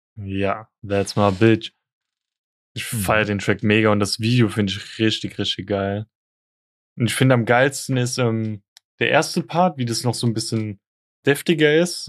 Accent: Frankfurt, Hesse, Germany; bei uns in Frankfurt

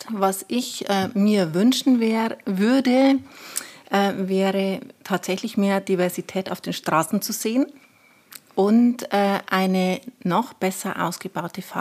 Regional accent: Weiden, Bavaria, Germany; now in Regensburg, Germany; ich bin zwar gebürtige Oberpfälzerin und äh, das sehr gerne.

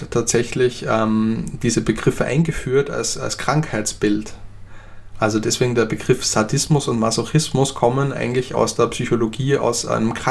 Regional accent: Graz, Styria, Austria; ich komme zum Beispiel ursprünglich aus Österreich und aus Graz, wo ich herkomme, da hat zum Beispiel äh, Kraft Ebbing gelehrt

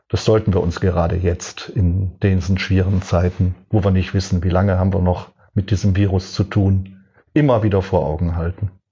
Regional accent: Cologne, North Rhine-Westphalia, Germany; now in Hohenstein-Ernstthal, Germany; Ich bin 1957 in Köln geboren. Eine typisch rheinisch-katholische Kindheit.

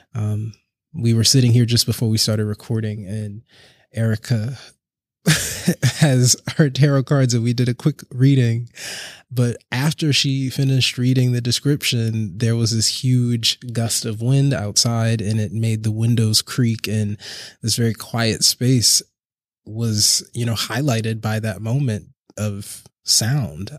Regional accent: Charleston, South Carolina, United States; now in Brooklyn, United States; I'm originally from Charleston, South Carolina, and I currently live and work in Brooklyn, New York.

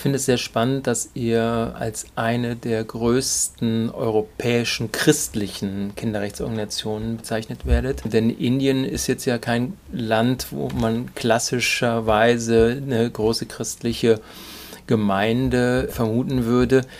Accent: Duisburg, North Rhine-Westphalia, Germany; wie ich gebürtiger Duisburger bist

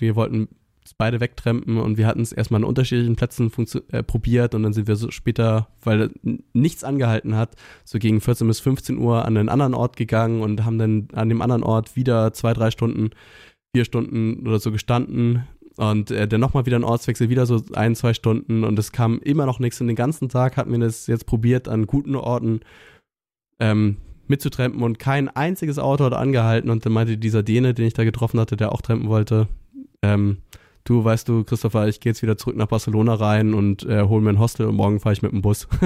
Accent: Northern Germany, Germany; ich komme aus Norddeutschland

